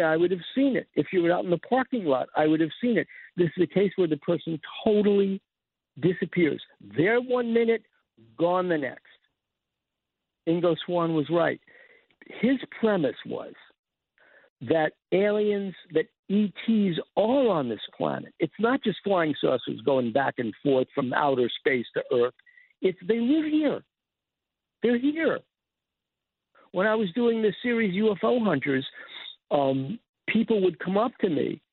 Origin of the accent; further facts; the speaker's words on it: New York City, New York, United States; I'm from Forest Hills